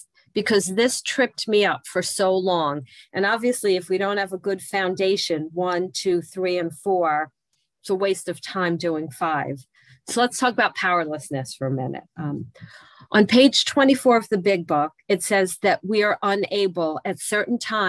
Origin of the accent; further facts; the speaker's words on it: New Jersey, United States; I'm from New Jersey